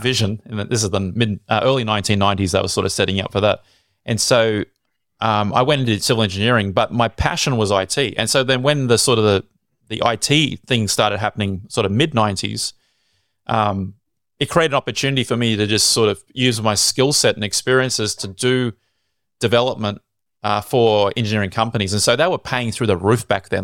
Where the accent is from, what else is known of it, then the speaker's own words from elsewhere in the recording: Sydney, New South Wales, Australia; I was born in Sydney.